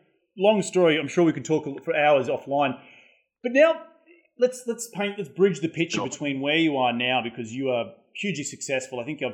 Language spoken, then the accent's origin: English; Noosa, Queensland, Australia; now in United States; I'm from Noosa. I'm actually went to Sunshine Beach State High